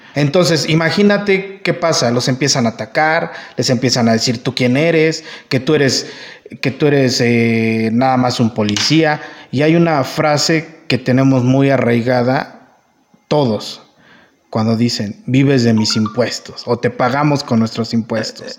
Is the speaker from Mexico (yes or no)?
yes; La Piedad, Michoacán, Mexico; yo soy de La Piedad